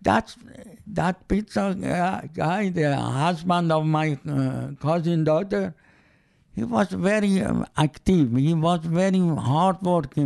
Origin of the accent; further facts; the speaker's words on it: Iran; English is a second language; moved away; I am from Iran